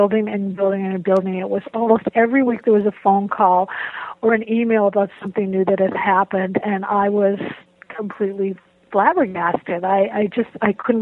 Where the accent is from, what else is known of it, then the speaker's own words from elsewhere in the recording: Boston, Massachusetts, United States; moved away as an adult; also born or lived in Waltham, Massachusetts / Madison, Wisconsin / Ann Arbor, Michigan; I grew up in Boston